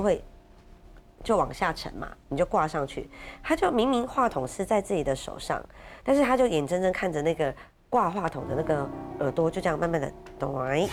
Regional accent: Keelung, Taiwan; 因为我是基隆人

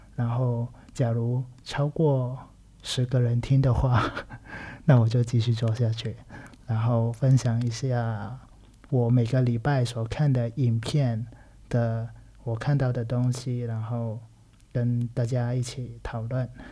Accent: Macau; Chinese is a second language; also born or lived in Taiwan; 其实是我是来自澳门的一个人，然后大学跟有念过一下硕士，然后都在台湾念书的。然后现在人呢，在澳门当一个小导演，然后也有一些教课的一些工作

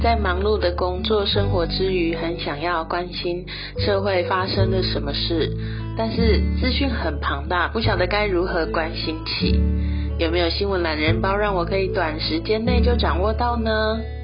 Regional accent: Taichung, Taiwan; 身为台中人的我，真的很有感

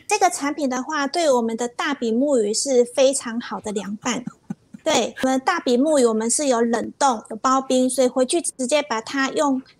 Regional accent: Taiwan; 我们就是台湾人

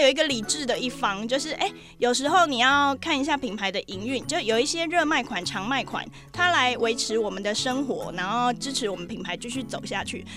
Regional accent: Taiwan; 我是台湾来的

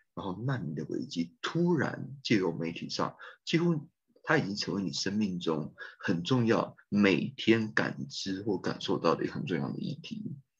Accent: Taipei, Taiwan; moved away as an adult; also born or lived in United States / Melbourne, Australia / Finland / Turkey; 在一九七九年出生，在台北出生的，的台湾人

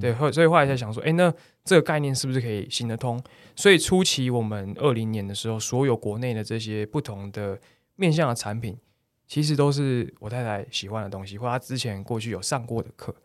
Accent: Taiwan; 我们台湾的旅客

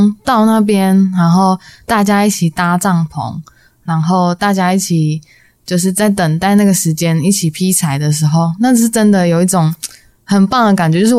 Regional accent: Hsinchu, Taiwan; 我是新竹人。

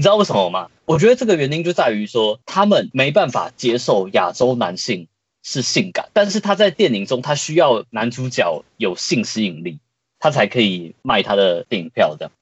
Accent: Taiwan; 我们台湾人

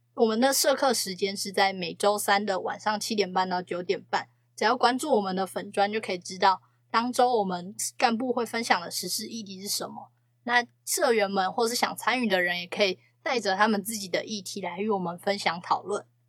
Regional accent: Hsinchu, Taiwan; 我们新竹那边有一个叫封城部屋的地方

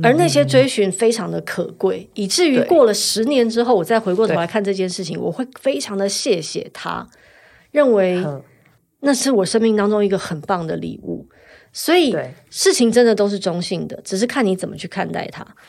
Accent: Taiwan; 我三十岁就来台湾了，我在这里读书长大

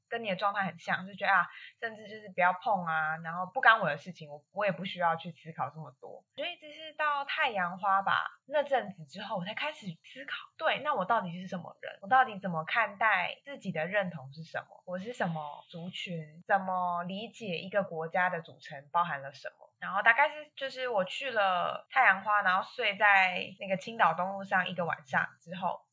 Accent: Taiwan; 我，我也不是一开始都觉得我是台湾人

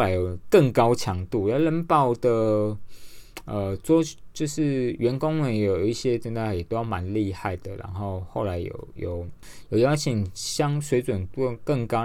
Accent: Yilan, Yilan County, Taiwan; 我来自宜兰，宜兰市

